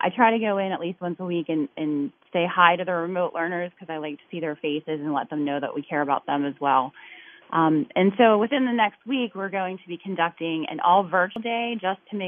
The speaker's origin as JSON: {"language": "English", "town": "Natrona Heights", "region": "Pennsylvania", "country": "United States", "tie": "born or raised there", "said": "I'm originally from Natrona Heights, and now I live very closely to where I grew up"}